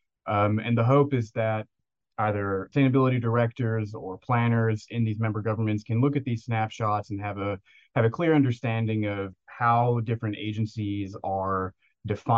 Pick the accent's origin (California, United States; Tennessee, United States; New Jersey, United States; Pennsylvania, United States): Tennessee, United States; also born or lived in Knoxville, Tennessee; I grew up in Tennessee in a very rural area between Nashville and Memphis